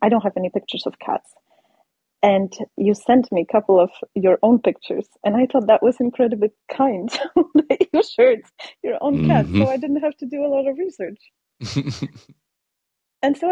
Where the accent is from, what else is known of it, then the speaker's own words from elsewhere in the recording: Poland; English is a second language; moved away as an adult; now in United States; I am from Poland, born and raised in Poland